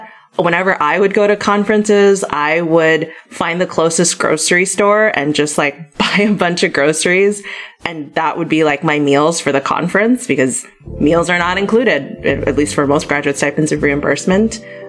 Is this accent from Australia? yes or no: no; Philippines; when they first find out I'm Filipina or that I study the Philippines